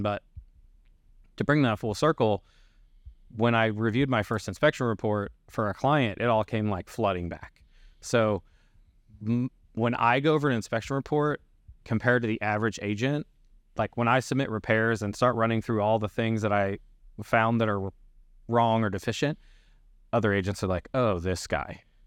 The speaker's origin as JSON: {"language": "English", "region": "Kentucky", "country": "United States", "tie": "born or raised there", "moved": "yes", "said": "I grew up in Kentucky"}